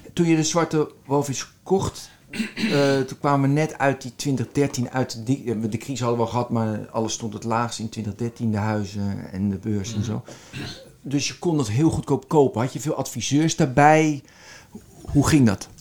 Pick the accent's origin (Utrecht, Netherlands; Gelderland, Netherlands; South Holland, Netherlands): South Holland, Netherlands; Westland; moved away; En ik kom uit het Westland. En in het Westland eet je dat.